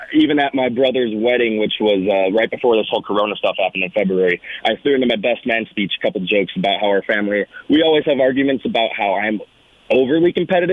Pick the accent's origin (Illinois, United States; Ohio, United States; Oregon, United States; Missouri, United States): Illinois, United States; Naperville; moved away as an adult; now in Tucson, United States; I'm actually from Naperville, Illinois, the Chicagoland area. Grew up there.